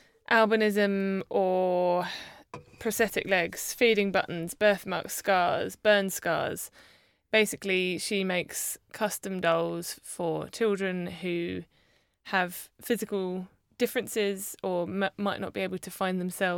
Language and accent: English; London, United Kingdom; Where I was born.